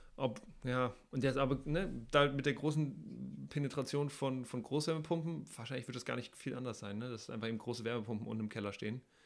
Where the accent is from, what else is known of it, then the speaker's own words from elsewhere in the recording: Hamburg, Germany; ich komme aus Hamburg